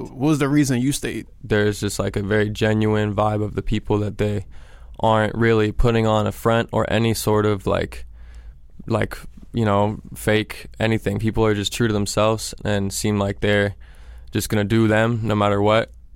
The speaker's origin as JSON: {"language": "English", "town": "Seattle", "region": "Washington", "country": "United States", "tie": "born or raised there", "moved": "as an adult", "lives_now": "New Orleans, United States", "said": "I'm from Seattle. I grew up there"}